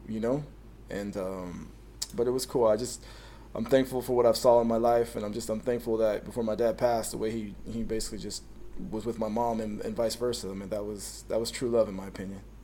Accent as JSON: {"language": "English", "town": "Canyon Lake", "region": "California", "country": "United States", "tie": "born or raised there", "said": "I grew up in Canyon Lake"}